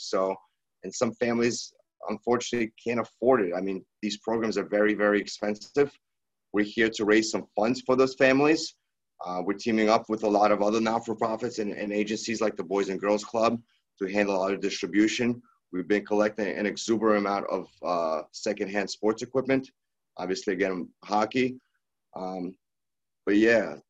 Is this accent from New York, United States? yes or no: yes; New York City, New York, United States; we're Brooklyn natives. We were raised in Brooklyn and played hockey